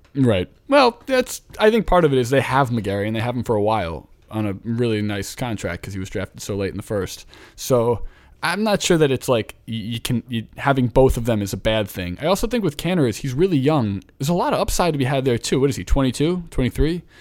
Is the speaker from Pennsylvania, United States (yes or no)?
yes; Philadelphia, Pennsylvania, United States; also born or lived in Brooklyn, New York; now in New York, United States; I was just home in Philadelphia for the last three days.